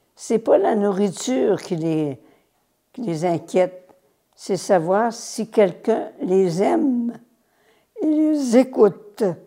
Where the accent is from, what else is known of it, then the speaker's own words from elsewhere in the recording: Laterrière, Quebec, Canada; je suis né à la Terrière, près de Chicoutimi. C'est un petit village de rien